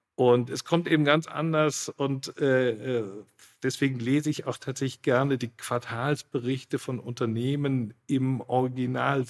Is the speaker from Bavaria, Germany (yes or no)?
yes; Munich, Bavaria, Germany; ich bin im Münchner Norden geboren mhm. und aufgewachsen